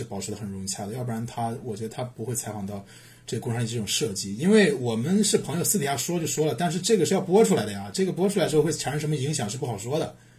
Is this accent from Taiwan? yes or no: no; China; 因为我们作为中国人，